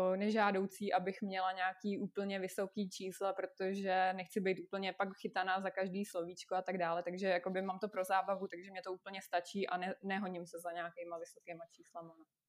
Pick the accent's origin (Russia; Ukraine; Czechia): Russia; moved away; jsem z Ruska, je mi 26 let